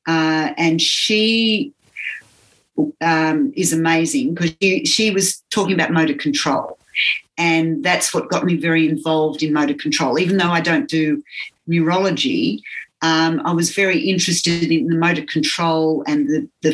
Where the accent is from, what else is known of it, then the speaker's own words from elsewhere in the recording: Australia; I was teaching physiotherapy and, you know, I came from Australia